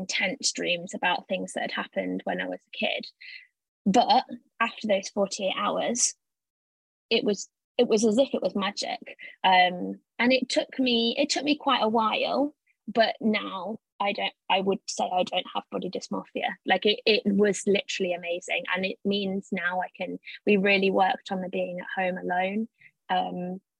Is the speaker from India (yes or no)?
no; Leicester, East Midlands, United Kingdom; moved away as an adult; also born or lived in Cambridge; I'm from Leicester originally.